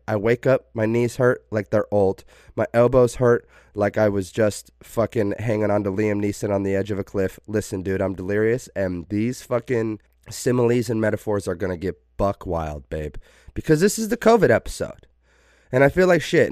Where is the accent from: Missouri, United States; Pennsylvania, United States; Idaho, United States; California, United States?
Idaho, United States; Preston, Idaho, which is, like, an hour away from my hometown.